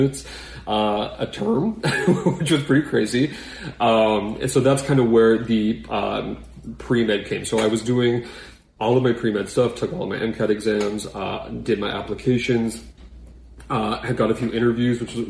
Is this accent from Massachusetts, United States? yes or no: yes; Boston, Massachusetts, United States; moved away; We're from Boston originally